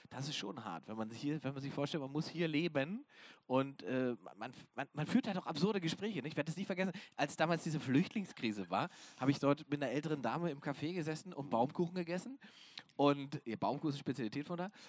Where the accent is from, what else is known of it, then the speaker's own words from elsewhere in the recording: Saxony-Anhalt, Germany; ich komme ja ursprünglich aus dem Osten, aus Sachsen-Anhalt, aus der Altmark.